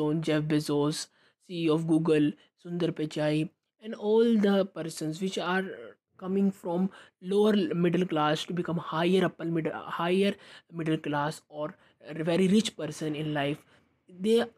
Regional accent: India; I am from India

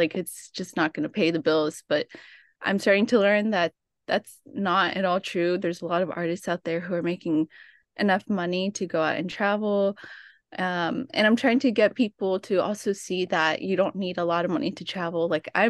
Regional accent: Oxnard, California, United States; So I'm from Oxnard, California, which is just right outside of LA, and I've always wanted to travel.

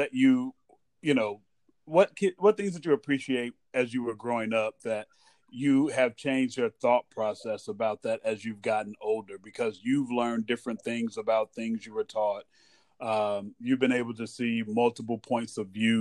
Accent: United States; also born or lived in Hawaii; as an American

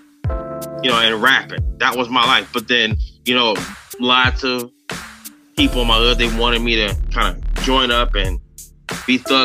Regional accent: the Bay Area, California, United States; I'm from the Bay

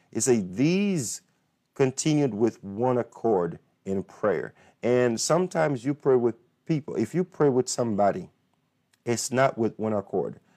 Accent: Haiti; now in United States; I'm from Haiti, but this is my country

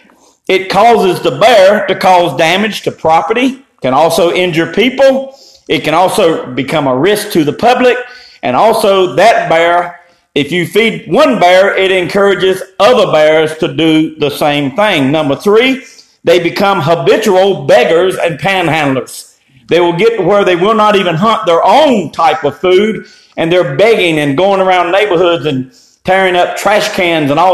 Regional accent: Eastern North Carolina, United States; I grew up in Eastern North Carolina

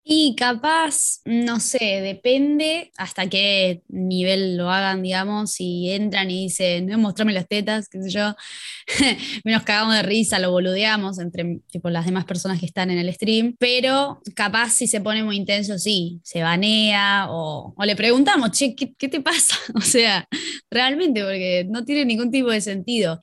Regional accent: La Plata, Buenos Aires Province, Argentina; Mi infancia en La Plata, una infancia bastante común

